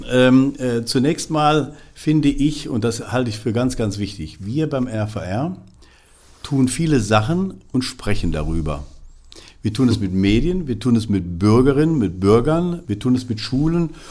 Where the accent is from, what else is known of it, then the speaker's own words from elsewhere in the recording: northern edge of the Ruhr area, North Rhine-Westphalia, Germany; weil ich komme aus der Nordtangente des Ruhrgebietes